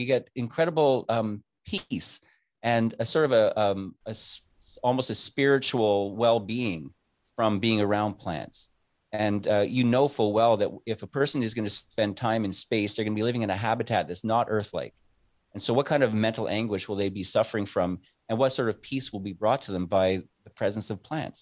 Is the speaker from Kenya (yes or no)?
no; Canada; I'm a Canadian citizen